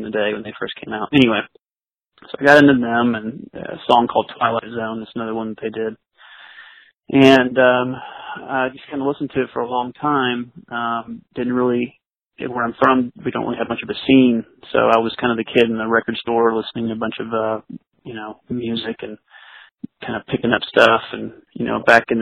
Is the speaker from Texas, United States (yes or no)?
yes; East Texas, United States; I'm originally from East Texas, so the closest major city where I was from is Dallas